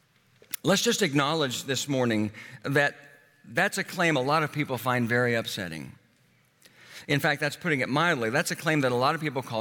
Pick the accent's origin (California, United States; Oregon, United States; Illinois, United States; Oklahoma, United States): Oklahoma, United States; I grew up in Oklahoma